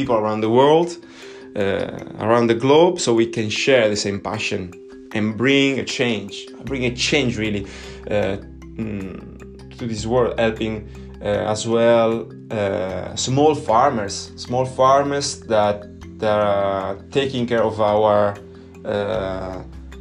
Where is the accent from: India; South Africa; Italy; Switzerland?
Italy; English is a second language; I'm Italian, I'm not an English speaker